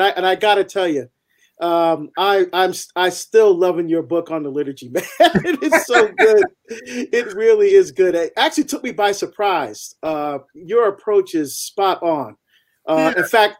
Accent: Barbados; now in United States; I'm actually from Barbados. I was born in Barbados in the West Indies, and my family are first generation to come to the United States.

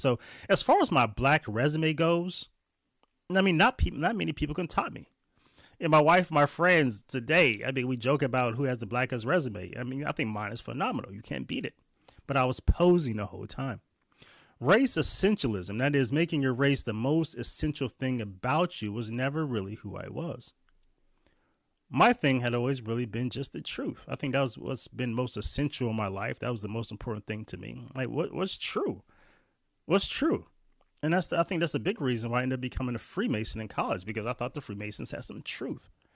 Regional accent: Warren, Ohio, United States; where I was raised at in Warren, Ohio

